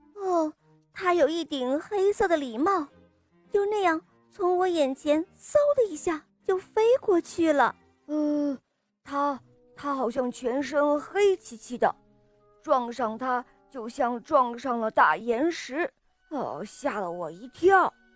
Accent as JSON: {"language": "Chinese", "town": "Shenyang", "region": "Liaoning", "country": "China", "said": "我今年四十了，我来自沈阳"}